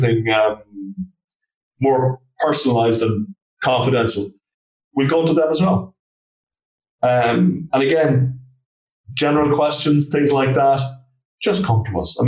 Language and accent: English; Galway, Connacht, Ireland; I'm from Galway in Ireland